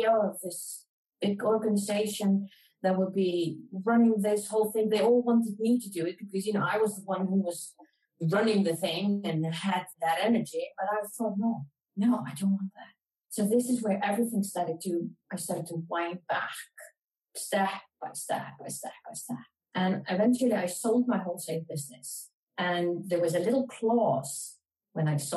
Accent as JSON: {"language": "English", "country": "Iceland", "said": "Iceland, my home country"}